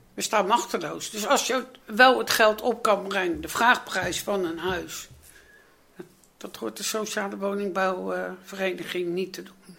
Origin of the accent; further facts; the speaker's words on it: The Hague, South Holland, Netherlands; ik ben in die wijk dus, nogmaals, geboren en getogen